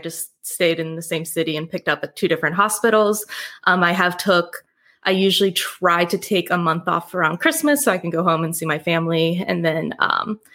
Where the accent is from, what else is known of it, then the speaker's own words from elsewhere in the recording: Ohio, United States; moved away as an adult; also born or lived in Salt Lake City, Utah / Seattle, Washington / Providence, Rhode Island; now in Tucson, United States; I am originally from Ohio